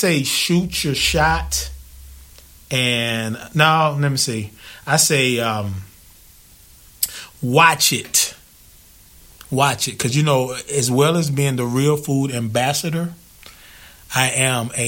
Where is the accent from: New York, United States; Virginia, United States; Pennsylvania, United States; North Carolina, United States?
North Carolina, United States; Zebulon; I was born in North Carolina.